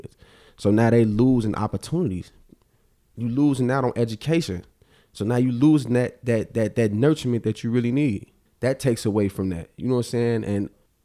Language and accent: English; Chicago, Illinois, United States; I'm from Auburn Gresham